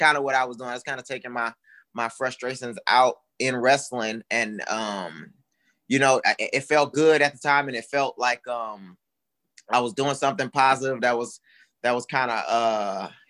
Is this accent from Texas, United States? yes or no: yes; Houston, Texas, United States; I grew up in Houston, Texas